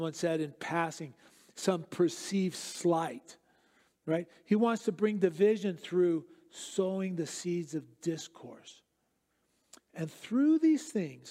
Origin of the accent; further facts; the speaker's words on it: Southern California, United States; moved away; also born or lived in Eastern Europe; I grew up in Southern California